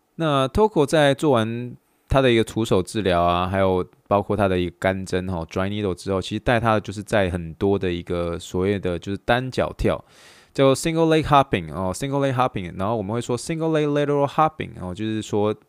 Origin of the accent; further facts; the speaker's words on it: Taiwan; moved away; 我来自于就是，嗯，台湾那个背景